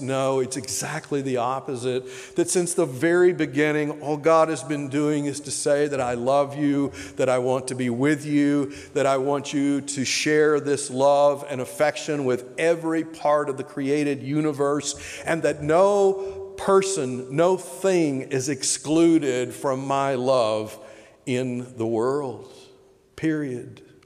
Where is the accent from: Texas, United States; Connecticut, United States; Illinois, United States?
Texas, United States; Tyler; moved away as an adult; also born or lived in Oklahoma / Clemson, South Carolina / Tampa, Florida / Loudoun County, Virginia; now in Richmond, United States; I was raised in Texas, school in Oklahoma and Texas, moved East Coast in 1985.